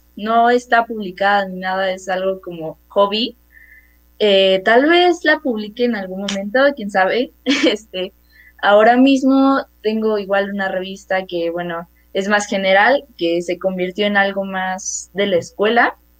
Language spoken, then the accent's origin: Spanish; Mexico City, Mexico; yo tengo 13 años, eh, soy de la Ciudad de México